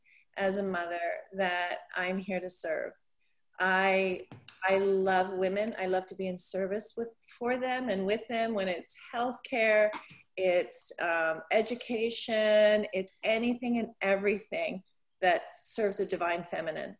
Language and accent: English; Canada; now in United States; I grew up in Canada, very, very small town